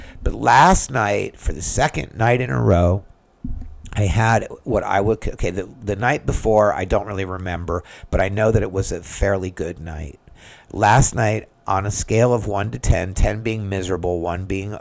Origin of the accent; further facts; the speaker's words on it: United States; I'm just an American